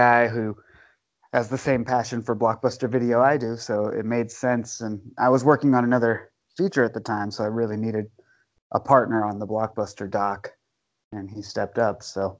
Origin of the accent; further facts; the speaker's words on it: San Francisco, California, United States; also born or lived in Oregon / Washington, D.C.; now in Bend, United States; I'm from San Francisco originally, but I've lived most of my life up in Oregon. Spent a little bit of time in Washington, D.C., but mostly Eugene, Portland, and now Bend, Oregon.